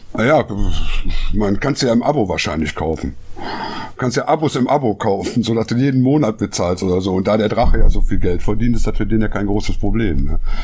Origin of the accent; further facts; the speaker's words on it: Düsseldorf, North Rhine-Westphalia, Germany; als Düsseldorfer